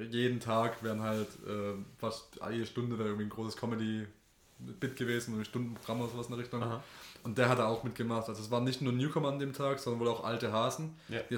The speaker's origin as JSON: {"language": "German", "country": "Germany", "said": "weil wir gedacht haben, ah, wir sind Deutsche, wir müssen halt irres reingehen"}